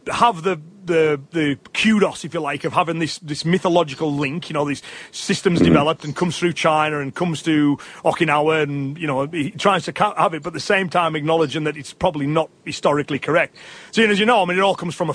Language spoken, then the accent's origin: English; England, United Kingdom; me as an Englishman